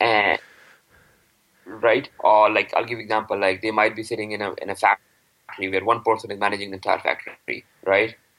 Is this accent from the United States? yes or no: no; Pakistan; now in Canada; I am from Pakistan